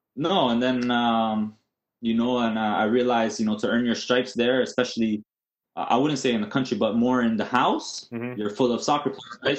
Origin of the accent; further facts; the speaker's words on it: Toronto, Ontario, Canada; I was born in Toronto. Uh, we lived there for probably the first six years of my of my uh, my life